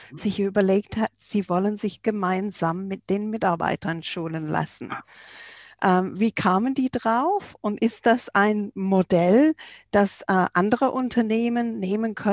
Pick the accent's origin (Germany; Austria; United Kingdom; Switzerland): United Kingdom; England; German is a second language; Du kennst mich ja auch als Engländerin, ich kann es nicht lassen.